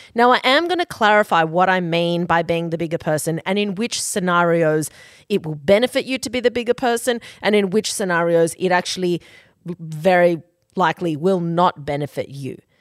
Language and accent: English; Queensland, Australia; now in Sydney, Australia; we are from Queensland, but she lives in Sydney and so